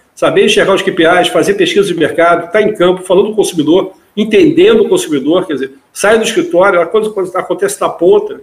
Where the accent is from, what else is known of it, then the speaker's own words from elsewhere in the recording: Rio de Janeiro, Brazil; eu sou carioca